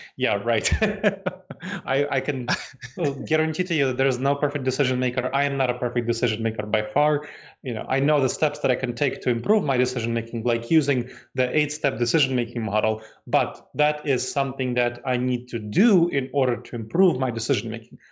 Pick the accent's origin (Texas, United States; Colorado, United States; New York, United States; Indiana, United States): New York, United States; New York City; moved away; also born or lived in Moldova / Massachusetts, United States / North Carolina, United States / Ohio, United States; I grew up in New York City, and that was kind of my home.